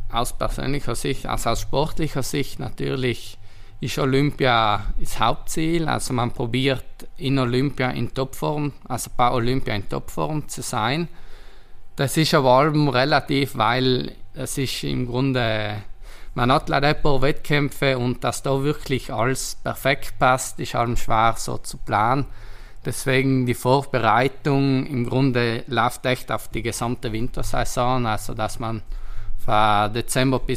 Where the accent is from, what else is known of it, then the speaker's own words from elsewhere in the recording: Trentino-Alto Adige, Italy; ich bin stolz, Südtiroler zu sein. Und genauso wie ich meine Heimat kenne, kennt Booking Südtirol im Tourismusbereich von Südtirol